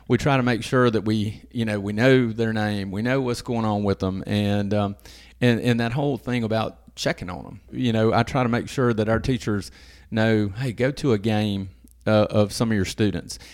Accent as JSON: {"language": "English", "town": "Madison", "region": "Mississippi", "country": "United States", "also_born_or_lived": "Hernando, Mississippi", "moved": "as an adult", "said": "I'm from around the Jackson area. I'm from Madison originally."}